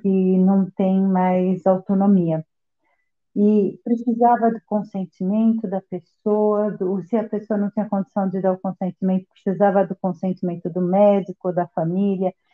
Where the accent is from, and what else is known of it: Brazil; born or raised there; moved away as an adult; now in Nice, France